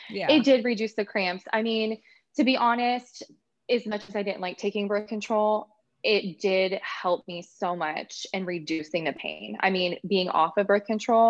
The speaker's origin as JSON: {"language": "English", "town": "Orlando", "region": "Florida", "country": "United States", "said": "I'm from the Orlando, Florida area"}